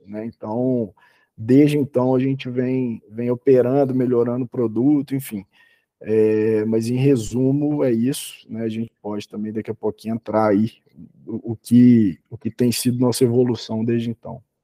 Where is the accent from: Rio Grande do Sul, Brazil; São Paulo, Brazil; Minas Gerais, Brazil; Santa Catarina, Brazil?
Minas Gerais, Brazil; Belo Horizonte; Eu sou sou de Belo Horizonte